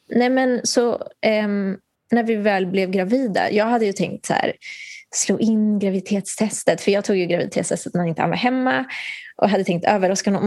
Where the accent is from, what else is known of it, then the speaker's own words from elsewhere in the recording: Nicaragua; now in Sweden; där jag kommer ifrån, i Nicaragua